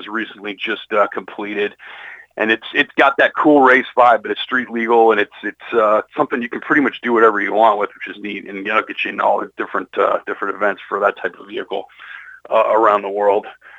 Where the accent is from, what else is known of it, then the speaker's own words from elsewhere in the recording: Denver, Colorado, United States; I grew up in the Denver, Colorado area.